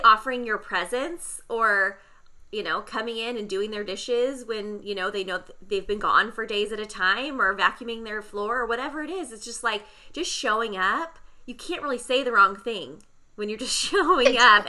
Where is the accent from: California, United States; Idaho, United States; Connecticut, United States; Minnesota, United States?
California, United States; San Diego; I grew up in San Diego as well